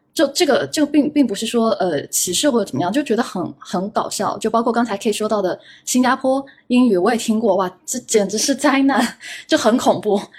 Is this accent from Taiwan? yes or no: no; China; 我们中国人去考日语